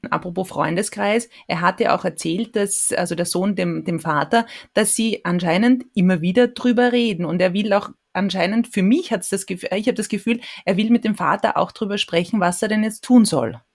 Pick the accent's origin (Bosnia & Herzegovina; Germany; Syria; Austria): Austria; bei uns in Österreich